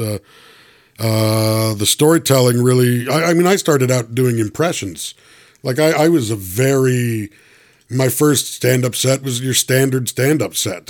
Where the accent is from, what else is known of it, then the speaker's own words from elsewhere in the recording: Toronto, Ontario, Canada; I'm originally from Toronto